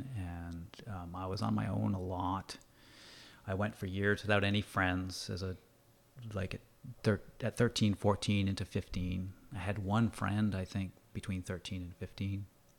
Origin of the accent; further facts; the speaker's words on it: New England, United States; I grew up in the United States. I grew up in New England, and sports and football were, you know, really important.